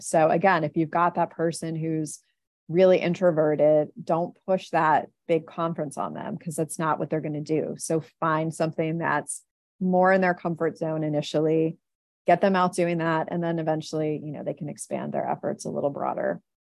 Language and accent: English; Philadelphia, Pennsylvania, United States; I'm from Philadelphia